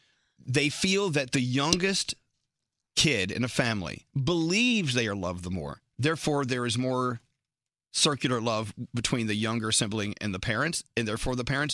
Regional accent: Texas, United States; now in New York, United States; Remember when I first moved to New York, being from Texas and all? You know, yeah. We talk a little differently there.

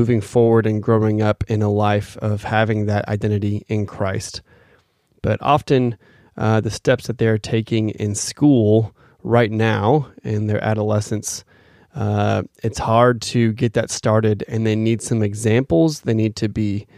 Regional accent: Phoenix, Arizona, United States; moved away; Phoenix, my hometown

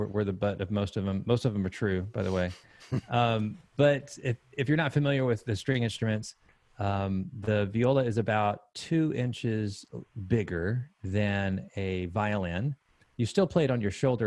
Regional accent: Texas, United States; moved away as an adult; also born or lived in Huntsville, Alabama / Idaho; now in Columbia, United States; Spent about a week in Alabama, maybe 7 years in Idaho, and about 20 years in Texas. And then here I am now in Columbia, South Carolina.

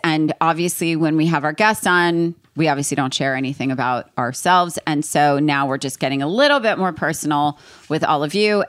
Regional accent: East Coast, United States; I'm from East Coast

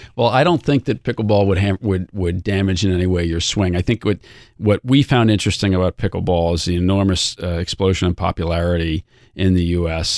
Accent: outside of Boston, Massachusetts, United States; I grew up outside of Boston and I was a Red Sox supporter

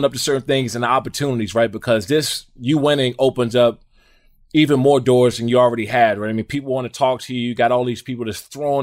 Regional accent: Maryland, United States; I'm from Maryland

